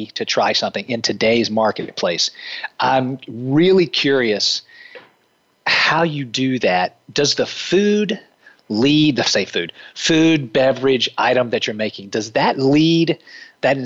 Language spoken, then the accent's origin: English; the South, United States; growing up in the South